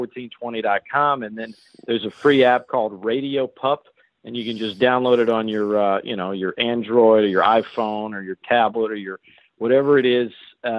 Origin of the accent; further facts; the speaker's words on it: Lafayette, Louisiana, United States; also born or lived in New Orleans; It's in Lafayette. I'm from here. I moved back here from New Orleans years back